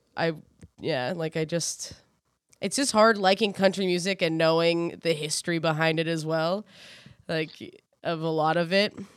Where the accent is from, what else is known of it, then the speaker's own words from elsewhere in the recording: New Brunswick, Canada; I grew up in New Brunswick